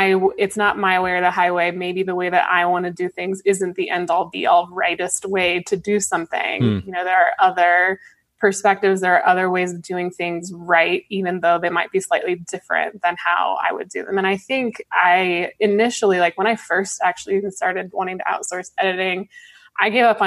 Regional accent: Colorado, United States; I grew up in Colorado

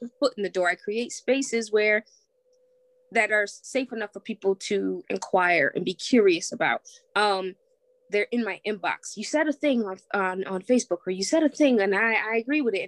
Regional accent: Springfield, United States; I was born and raised here in Springfield.

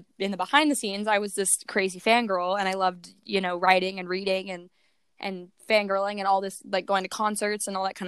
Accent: Atlanta, Georgia, United States; I am from Georgia, if you know where that is. It's like Atlanta, Georgia

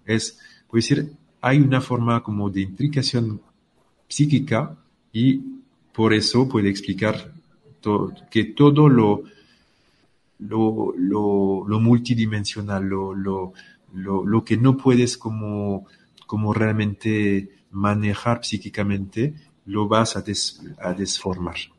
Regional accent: France; soy francés

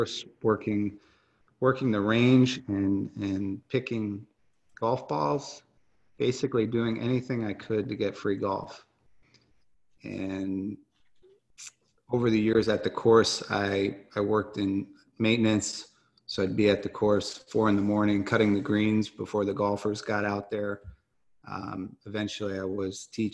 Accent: Smithtown, New York, United States; now in Buffalo, United States; from Long Island, I grew up in Smithtown, New York

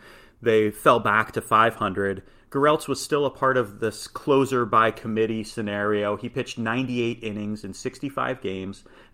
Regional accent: Midwest, United States; As a Midwesterner, I had never experienced an earthquake

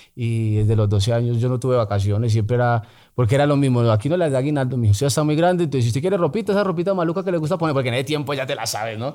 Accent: Bogotá, Colombia; also born or lived in Medellín; Me crié como por la 80 en el Garcés Navas, eh, por Lunir, luego por con Subsidio.

